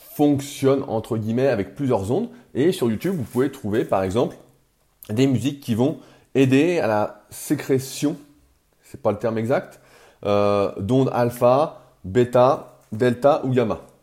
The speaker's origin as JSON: {"language": "French", "country": "France", "accent": "French", "said": "mon accent français"}